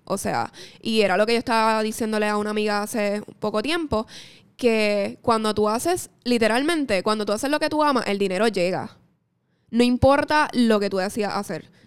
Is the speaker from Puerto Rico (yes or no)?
yes; Mayagüez, Puerto Rico; yo soy de Mayagüez, gente. Yo soy del oeste.